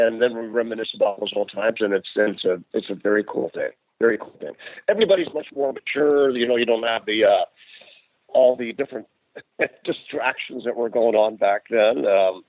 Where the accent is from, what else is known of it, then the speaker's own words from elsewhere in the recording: Seattle, Washington, United States; moved away as an adult; also born or lived in Los Angeles; I'm from Seattle